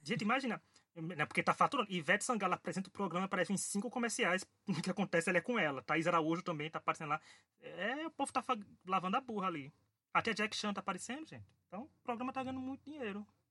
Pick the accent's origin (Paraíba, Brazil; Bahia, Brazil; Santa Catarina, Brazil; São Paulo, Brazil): Paraíba, Brazil; sou paraibano